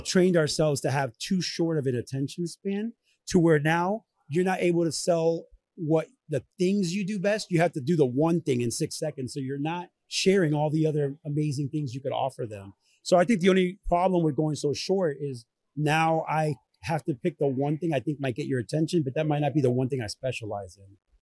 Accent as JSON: {"language": "English", "town": "Orlando", "region": "Florida", "country": "United States", "tie": "born or raised there", "also_born_or_lived": "Venezuela / Southern California", "lives_now": "Tampa, United States", "said": "I grew up here in Orlando"}